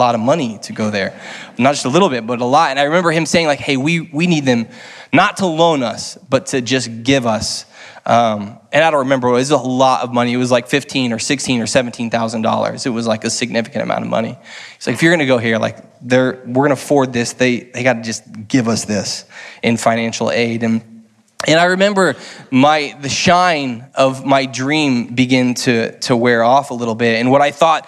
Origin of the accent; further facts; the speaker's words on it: Lee's Summit, Missouri, United States; moved away as an adult; now in St. Louis, United States; I grew up in Lee Summit. For those of you who know who Lee Summit, outside of KC